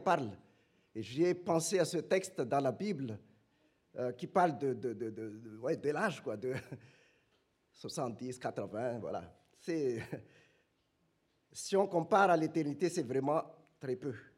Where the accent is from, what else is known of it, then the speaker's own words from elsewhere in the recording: Madagascar; now in France; chez nous à Madagascar